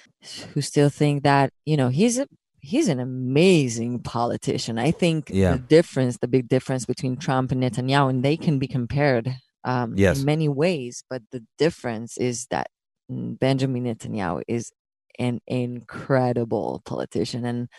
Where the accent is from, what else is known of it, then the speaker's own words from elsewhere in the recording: Israel; English is a second language; people are going to continue to ask me about Israel, no matter how much I hide, no matter how much my accent becomes, unnoticeable, I'm going to get asked that question.